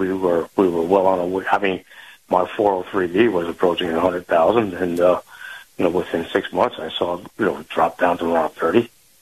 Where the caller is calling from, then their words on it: Saratoga Springs, New York, United States; Yes, good morning, Kyle. This is … in Saratoga Springs.